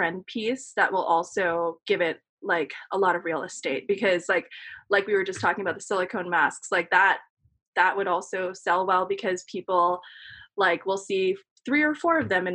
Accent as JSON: {"language": "English", "town": "New York City", "region": "New York", "country": "United States", "tie": "born or raised there", "said": "I grew up in Queens and was able to commute in and out to intern at these magazines or go to NYU"}